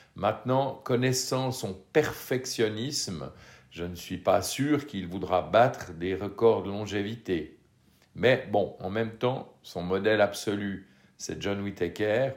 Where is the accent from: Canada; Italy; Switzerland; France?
Switzerland